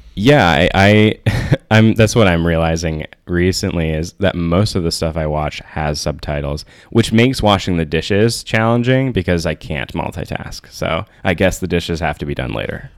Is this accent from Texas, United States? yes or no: no; Saline, Michigan, United States; moved away as an adult; also born or lived in Ann Arbor, Michigan; now in Chicago, United States; I moved from Saline, Michigan to Ann Arbor for college